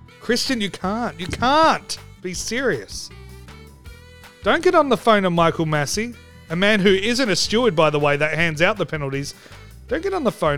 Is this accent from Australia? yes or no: yes; Australia; I'm Australian